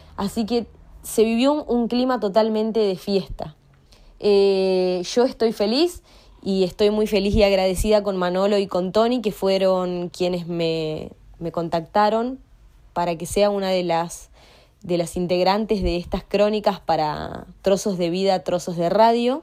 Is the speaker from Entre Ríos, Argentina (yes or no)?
yes; Paraná, Entre Ríos, Argentina; soy de Paraná, Entre Ríos, Argentina